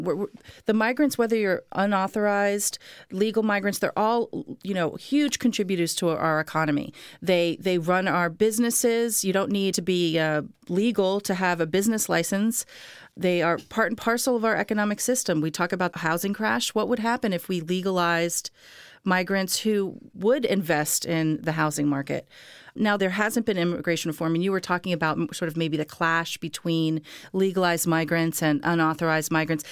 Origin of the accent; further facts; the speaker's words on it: Miami, Florida, United States; I grew up in Miami too